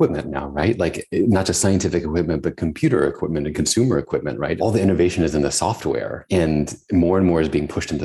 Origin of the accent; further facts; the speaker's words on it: Tennessee, United States; I grew up in Tennessee, where it was very hot and humid